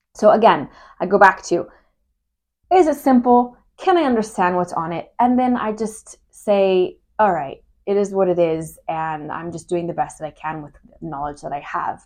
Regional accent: Humboldt County, California, United States; I'm from Humboldt County.

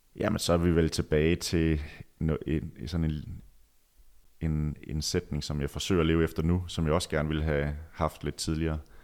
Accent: Djursland, Central Denmark Region, Denmark; moved away; min tid på Djursland, hvor jeg voksede op

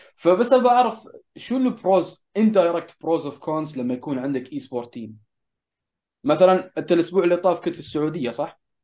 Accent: United Arab Emirates; هنا عندنا في الامارات

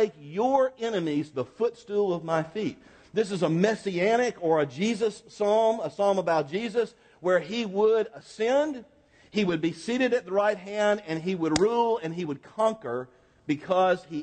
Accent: Florida, United States; I'm from Florida

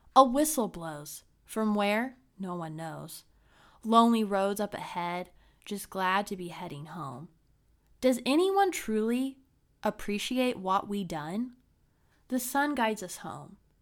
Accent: Brown County, Indiana, United States; my small hometown, Brown County in Indiana

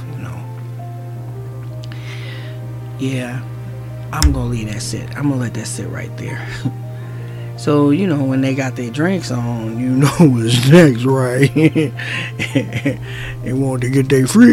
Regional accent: Newark, New Jersey, United States; I grew up in Newark, New Jersey

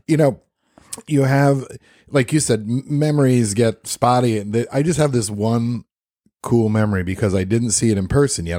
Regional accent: New York, United States; I grew up in New York

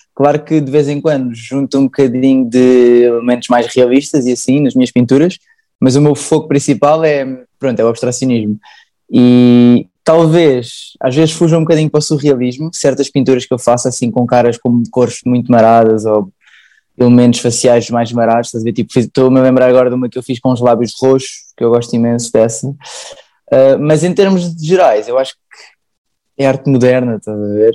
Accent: Sintra, Lisbon, Portugal; sou de Sintra

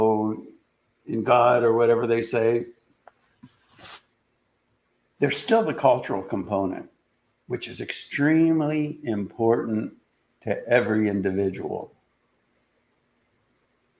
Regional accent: Columbus, Ohio, United States; I grew up in Columbus, Ohio

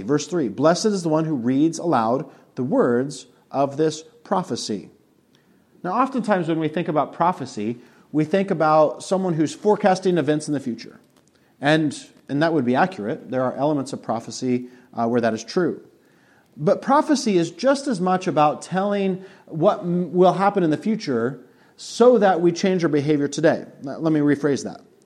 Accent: Colorado, United States; moved away; also born or lived in Monticello; Mountain View Christian Church in Colorado. We drove an hour and a half to go to church

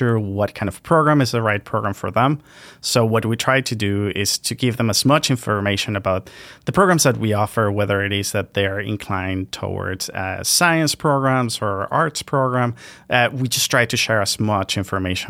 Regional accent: Venezuela; now in Canada; I'm originally from Venezuela

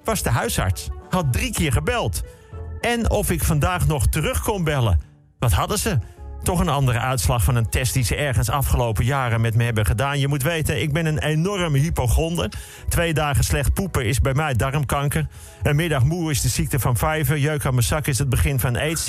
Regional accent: Netherlands; als Nederlander

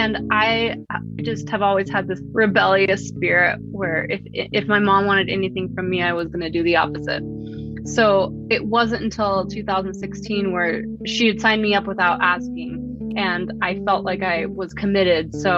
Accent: Pagosa Springs, Colorado, United States; I'm currently living in the Southwest, where I grew up here in Pagosa Springs, Colorado

